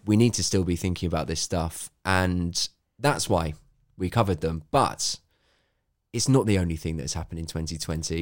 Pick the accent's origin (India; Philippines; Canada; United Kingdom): United Kingdom; this is me being a Brit